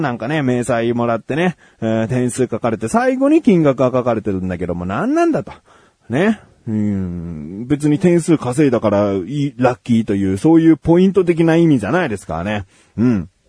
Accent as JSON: {"language": "Japanese", "region": "Kanagawa", "country": "Japan", "said": "僕は神奈川県民としてね"}